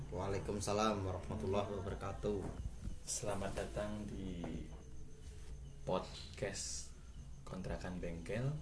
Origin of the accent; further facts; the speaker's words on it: Semarang, Central Java, Indonesia; asalnya dari Semarang